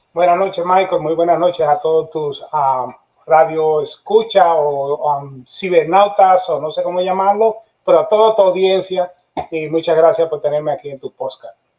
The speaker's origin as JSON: {"language": "Spanish", "country": "Dominican Republic", "moved": "yes", "lives_now": "Florida, United States", "said": "yo soy dominicano"}